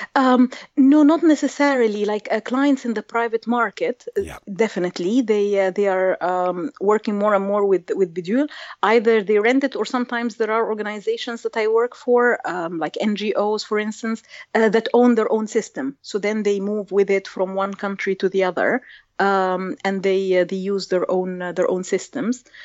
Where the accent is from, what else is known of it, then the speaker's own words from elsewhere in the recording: Egypt; I grew up in Egypt in a bilingual environment